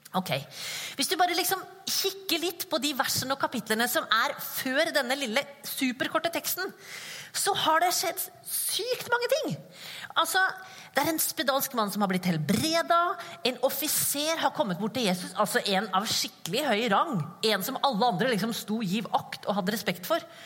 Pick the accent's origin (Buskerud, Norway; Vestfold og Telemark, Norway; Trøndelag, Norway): Vestfold og Telemark, Norway; Skien; accent: Skien dialect; now in Kristiansand, Norway; Jeg kommer fra Skien. Dere, dialekten min kommer fra Skien